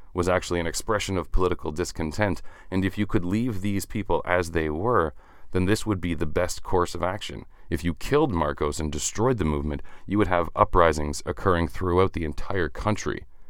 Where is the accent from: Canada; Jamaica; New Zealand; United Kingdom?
Canada; I'm Canadian